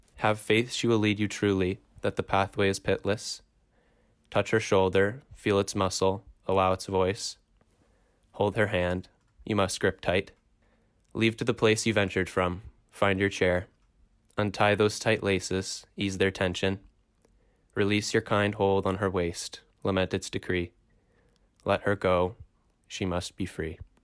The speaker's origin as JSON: {"language": "English", "town": "Toronto", "region": "Ontario", "country": "Canada", "said": "I am from Toronto"}